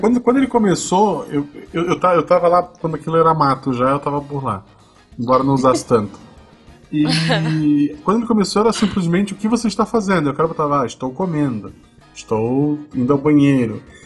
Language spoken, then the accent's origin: Portuguese; Florianópolis, Santa Catarina, Brazil; moved away; eu nasci em Floripa, eu só escolhi o interior